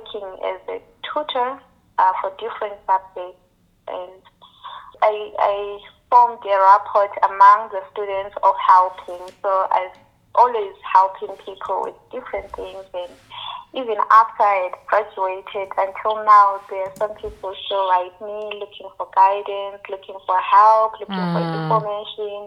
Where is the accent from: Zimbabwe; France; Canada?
Zimbabwe; moved away as an adult; also born or lived in Austria / Switzerland; now in Germany; I was born and raised in Zimbabwe. Yeah, I came to Germany in 2007 when I was 19